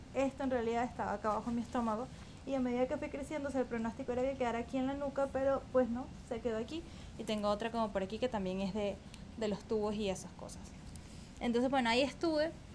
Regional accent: Caracas, Capital District, Venezuela; nací en Caracas, en Venezuela, en 1994

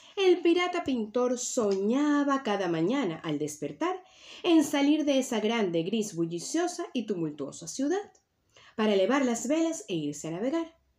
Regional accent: Venezuela; now in Tenerife, Spain; Y mi tierra natal es Venezuela, pero mi tierra ancestral es las Islas Canarias y es donde actualmente vivo

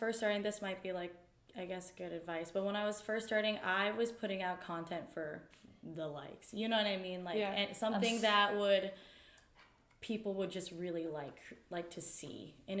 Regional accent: New Jersey, United States; also born or lived in Raleigh; I was from New Jersey and I lived in Apex, like, / Raleigh. Like, I knew concrete all my life.

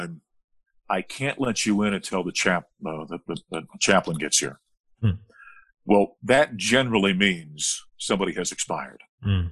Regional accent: Grand Forks, North Dakota, United States; my hometown of Grand Forks, North Dakota

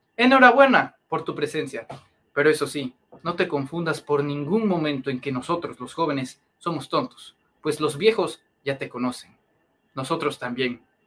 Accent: Comalcalco, Tabasco, Mexico; Yo tengo 18 años, soy de Comalcalco, Tabasco

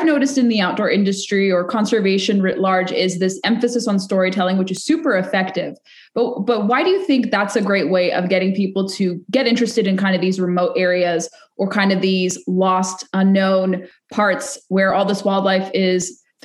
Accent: Orange County, California, United States; I grew up in Orange County

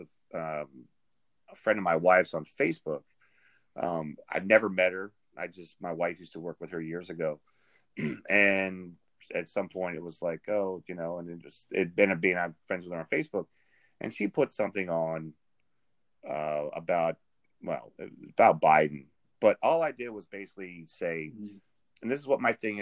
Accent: Richmond, Virginia, United States; also born or lived in Arlington, Virginia; I grew up in Richmond, you know, most of my life. I went to high school in all of Virginia

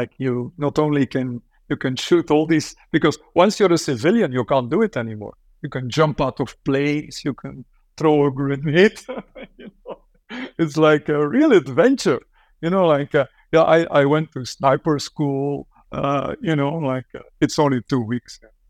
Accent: Flanders, Belgium; English is a second language; of language because I grew up in a country where the language is weaponized. You know

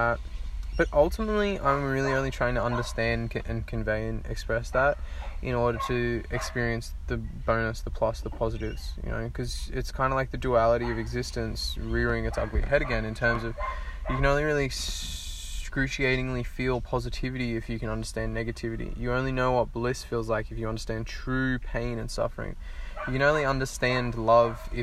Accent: Australia; I'm Australian

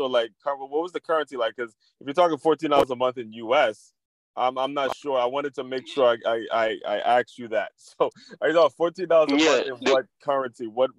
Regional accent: Maryland, United States; I grew up in Maryland. Yeah. I grew up in Maryland, yes.

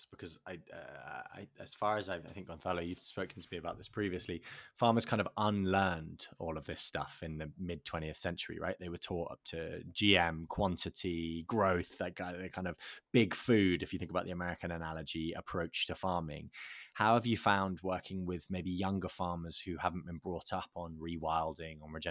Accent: England, United Kingdom; I think the UK, obviously being English, the UK went through

